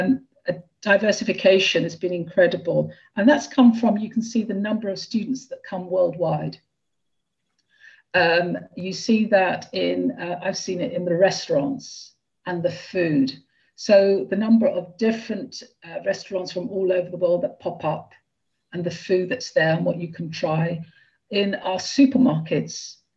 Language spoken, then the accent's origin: English; Brussels, Brussels-Capital Region, Belgium; now in England; Yeah, I came from Brussels, and Brussels, you eat very, very well.